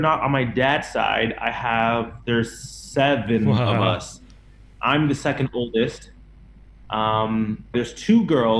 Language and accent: English; Toronto, Ontario, Canada; also born or lived in Chatham; Like, my birth certificate says Chatham, but I was raised in Toronto. So I went to school in Toronto.